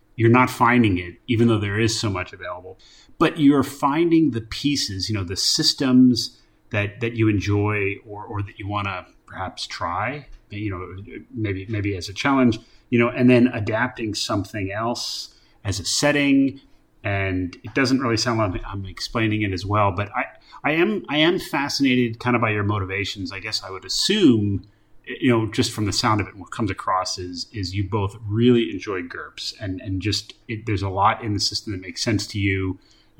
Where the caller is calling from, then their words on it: Solomon Islands; I'm calling in from the Solomon Islands here on work